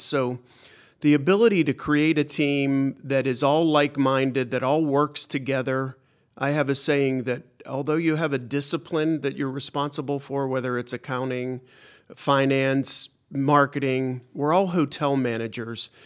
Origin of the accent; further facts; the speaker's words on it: Pittsburgh, Pennsylvania, United States; moved away; also born or lived in Washington, D.C.; I was born in Pittsburgh